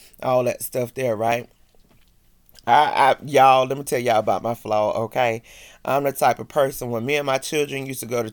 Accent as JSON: {"language": "English", "region": "the South", "country": "United States", "said": "I'm from the South"}